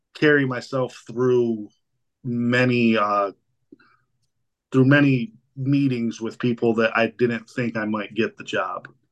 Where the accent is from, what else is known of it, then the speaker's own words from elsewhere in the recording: Spencer, Ohio, United States; I am from Spencer, Ohio, here uh, uh in southern Medina County